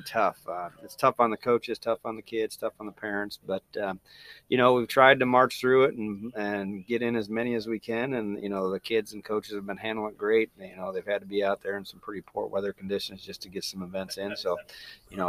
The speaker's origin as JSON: {"language": "English", "town": "Joliet", "region": "Illinois", "country": "United States", "also_born_or_lived": "Kirksville, Missouri", "moved": "as an adult", "lives_now": "Fairfield, Iowa, United States", "said": "I'm originally from the Joliet, Illinois area"}